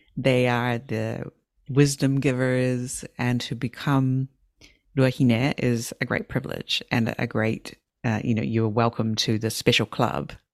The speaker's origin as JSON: {"language": "English", "country": "New Zealand", "said": "I'm from New Zealand. In in New Zealand, we have our native people"}